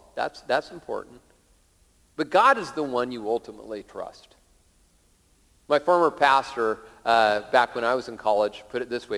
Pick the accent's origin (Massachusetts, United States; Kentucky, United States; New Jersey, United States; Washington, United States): Washington, United States; Lakewood; when I was a little kid, uh, uh growing up in Lakewood, south of Tacoma